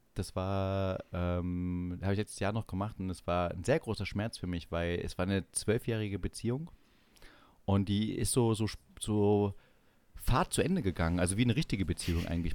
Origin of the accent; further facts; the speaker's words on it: East Germany, Germany; als Ossi